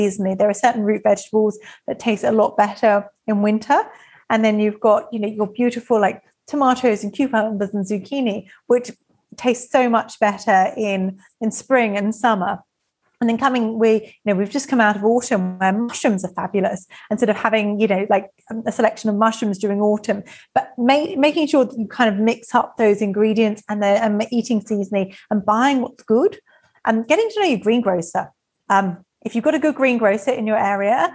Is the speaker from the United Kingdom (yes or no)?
yes; England, United Kingdom; I'm English